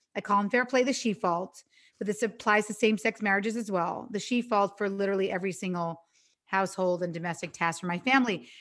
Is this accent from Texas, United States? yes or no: no; New York, United States; now in Los Angeles, United States; I'm from New York, but I live in L